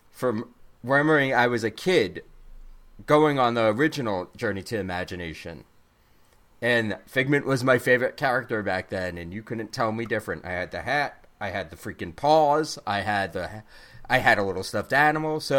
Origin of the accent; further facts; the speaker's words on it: Brooklyn, New York, United States; I'm from Brooklyn. Get it right.